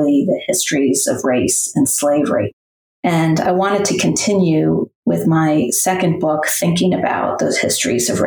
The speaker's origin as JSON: {"language": "English", "region": "New England", "country": "United States", "tie": "born or raised there", "also_born_or_lived": "Middle Tennessee", "moved": "as an adult", "lives_now": "Tennessee, United States", "said": "I grew up in New England, but have spent most of my life, or my adulthood at least, in the South"}